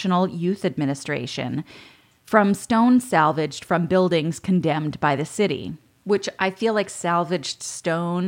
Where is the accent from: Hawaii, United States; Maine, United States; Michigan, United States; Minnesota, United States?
Maine, United States; Bucksport; my hometown